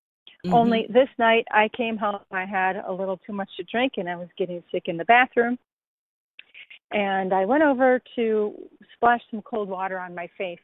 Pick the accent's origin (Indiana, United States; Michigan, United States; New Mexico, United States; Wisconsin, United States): Wisconsin, United States; Racine; moved away as an adult; also born or lived in Hawaii; I'm a girl from Racine, Wisconsin.